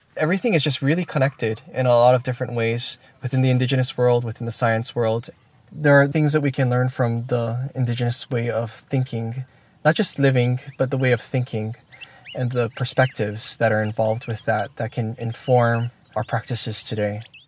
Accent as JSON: {"language": "English", "region": "Hawaii", "country": "United States"}